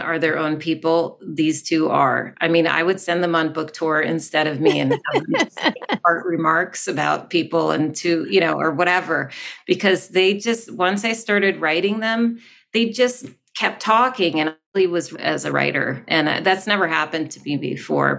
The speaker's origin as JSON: {"language": "English", "region": "Vermont", "country": "United States", "tie": "born or raised there", "also_born_or_lived": "North Carolina / Los Angeles", "moved": "as an adult", "said": "I'm back in my home state. I grew up in Vermont."}